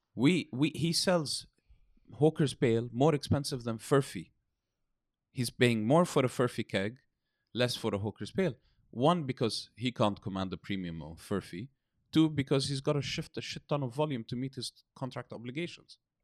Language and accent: English; United Kingdom; moved away as an adult; now in Beirut, Lebanon; I grew up in Britain, studied in Britain.